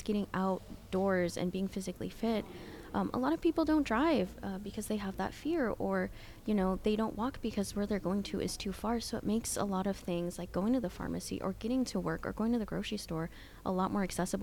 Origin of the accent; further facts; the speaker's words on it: Springdale, Arkansas, United States; also born or lived in Washington State / El Salvador / Guatemala; I grew up in Springdale, but I also grew up in Washington State, back and forth.